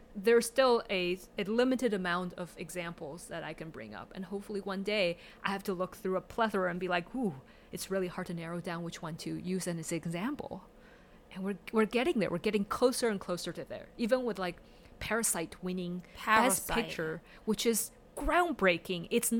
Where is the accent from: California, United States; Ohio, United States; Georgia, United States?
California, United States; English is a second language; I grew up in the Silicon Valley, which has a large population of Asian American first generation immigrants.